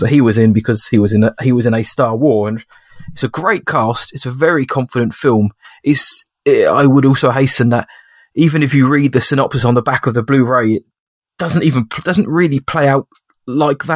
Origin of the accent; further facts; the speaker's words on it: England, United Kingdom; As an Englishman